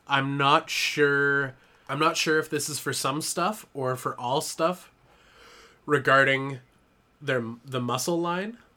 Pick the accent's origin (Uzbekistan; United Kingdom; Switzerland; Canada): Canada; I'm Canadian